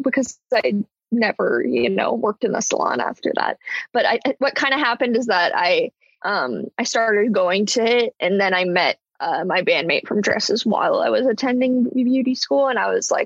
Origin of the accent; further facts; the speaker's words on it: Portland, United States; moved away as an adult; now in Los Angeles, United States; I am originally from Portland